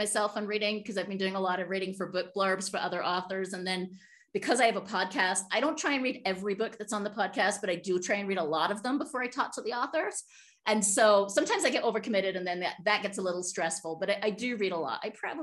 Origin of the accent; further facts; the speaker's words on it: United Kingdom; moved away; And I'm British